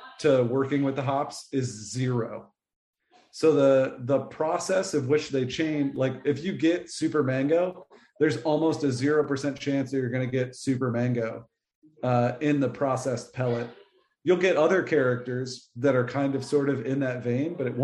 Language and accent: English; New England, United States; now in North Carolina, United States; I grew up in New England